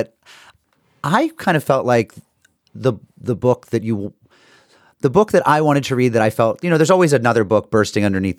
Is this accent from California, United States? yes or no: no; Springfield, Massachusetts, United States; also born or lived in New York City / Windsor, Connecticut; So I went to high school in Windsor, Connecticut, right near West Hartford. I'm from Springfield.